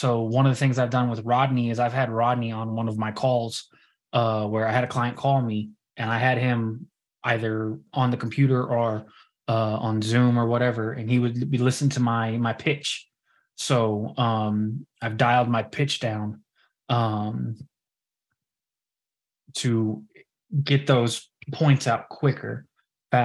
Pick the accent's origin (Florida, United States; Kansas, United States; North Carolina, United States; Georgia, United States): Kansas, United States; So I am originally from Kansas, as y'all know.